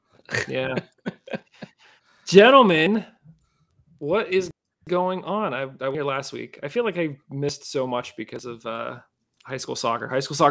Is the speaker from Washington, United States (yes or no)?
no; Penn Hills, Pennsylvania, United States; growing up, we grew up in Penn Hills.